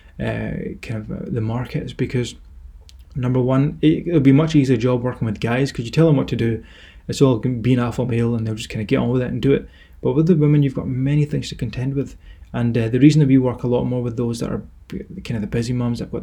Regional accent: Scotland, United Kingdom; accent: Scottish; my Scottish accent

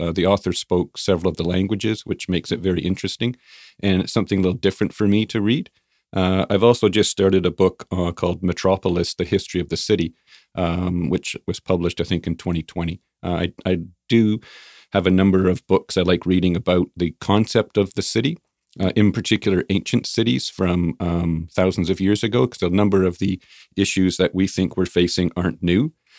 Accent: Ontario, Canada; moved away as an adult; also born or lived in Burnaby; now in Kelowna, Canada; So I grew up in Ontario, different cities, bounced around, moved here with my wife in 1991. We moved to Burnaby. And then in 2003, we came to Kelowna.

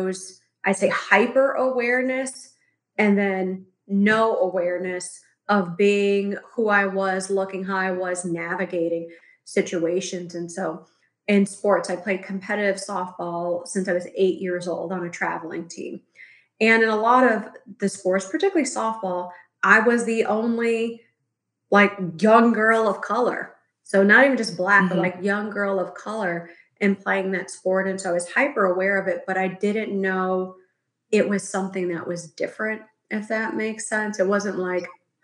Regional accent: Chicago, Illinois, United States; now in Los Angeles, United States; I'm currently residing in LA, but I grew up in Chicago

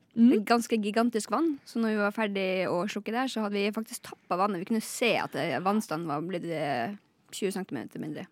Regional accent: Lakselv, Finnmark, Norway; er fra Lakselv i Finnmark

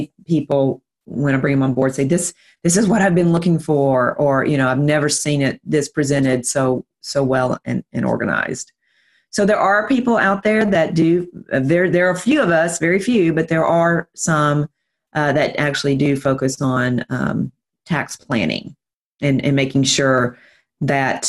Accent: Nashville, Tennessee, United States; also born or lived in Fort Myers, Florida; Nashville, Tennessee, which is where I'm from. If you can't tell by my accent

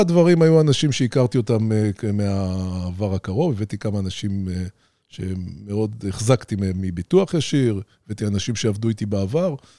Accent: Ramat Gan, Tel Aviv District, Israel; גדלתי במרכז רמת גן

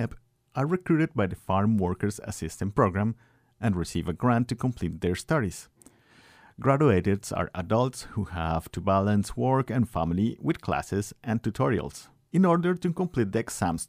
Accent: Guanajuato, Mexico; moved away as an adult; now in United States; I'm from Guanajuato, Mexico, and I live in Filo and have been in the United States for 4 years.

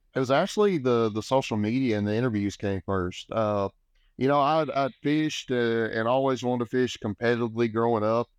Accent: Sam Rayburn Reservoir, Texas, United States; I grew up on Lake Sound Raven, uh, you know, huge fishing destination

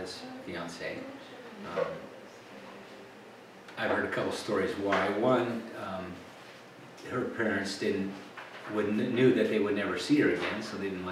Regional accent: the Applegate, Oregon, United States; I grew up in the Applegate.

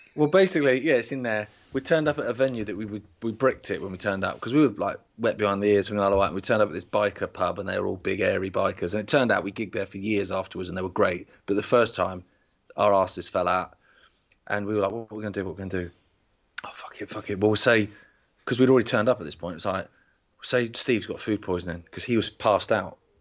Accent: Isle of Wight, South East England, United Kingdom; we're from the Isle of Wight

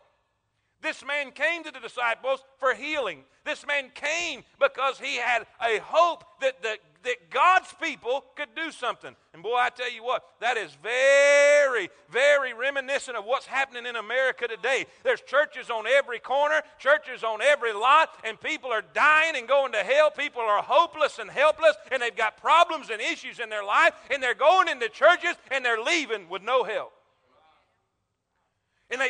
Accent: South Florida, United States; now in Alabama, United States; I'm from South Florida, Florida Crackers. I use this down there because we're country down there

